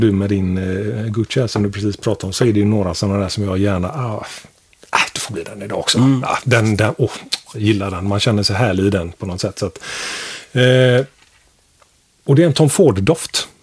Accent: Sweden; vi svenskar

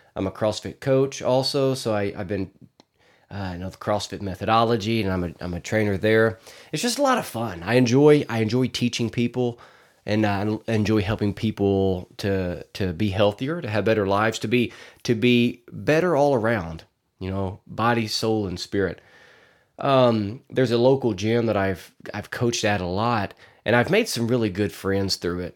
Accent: Arkansas, United States; I'm from Arkansas

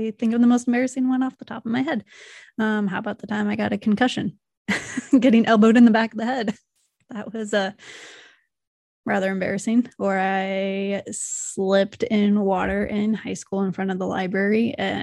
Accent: Omaha, Nebraska, United States; I am from Omaha. I grew up here, went to high school here, and UNO for college.

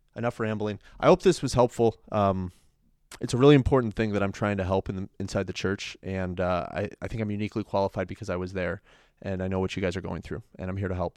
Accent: Chicago, Illinois, United States; I'm from North Side Chicago

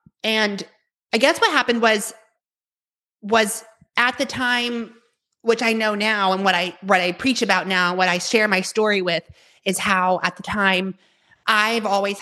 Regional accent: Tulsa, Oklahoma, United States; I grew up in Tulsa, Oklahoma

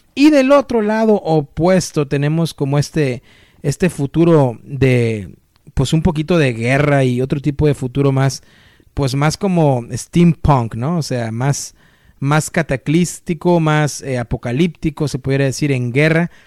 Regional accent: Mexico; como yo, mexicanos

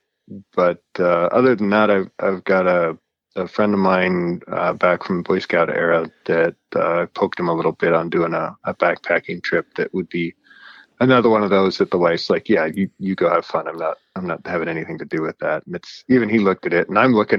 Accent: United States; I'm an American visiting

